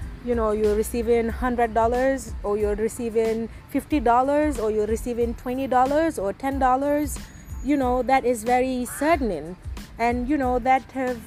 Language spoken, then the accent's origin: English; Gambia; My mother is a migrant from Nigeria, but I was born and raised in the Gambia